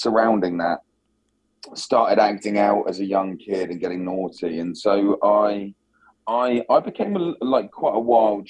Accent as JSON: {"language": "English", "region": "south coast of England", "country": "United Kingdom", "tie": "born or raised there", "said": "I grew up on the south coast of England"}